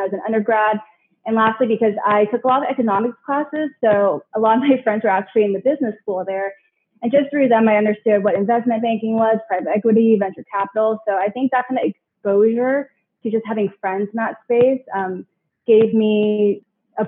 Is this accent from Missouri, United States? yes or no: no; San Francisco Bay Area, California, United States; I grew up in the San Francisco Bay Area